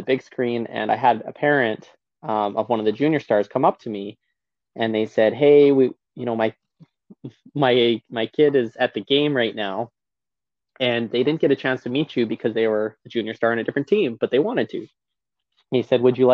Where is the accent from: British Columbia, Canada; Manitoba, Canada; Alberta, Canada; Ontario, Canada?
Alberta, Canada; Lacombe; in Lacombe in my hometown in Alberta